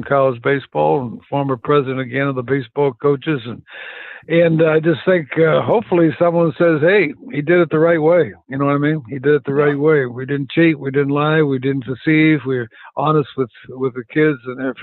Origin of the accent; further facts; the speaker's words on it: Phoenix, Arizona, United States; moved away as an adult; also born or lived in Southeast United States; I grew up in Phoenix